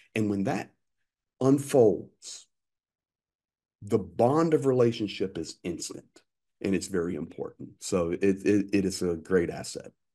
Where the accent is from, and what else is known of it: United States; moved away as an adult; now in Ukraine